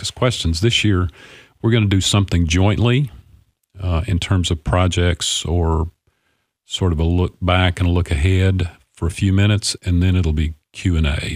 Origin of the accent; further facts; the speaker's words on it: Clarksville, Tennessee, United States; of this beautiful city. It's my hometown